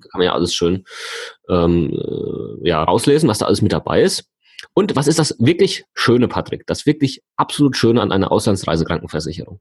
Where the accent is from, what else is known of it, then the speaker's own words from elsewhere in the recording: Germany; ich komme aus Deutschland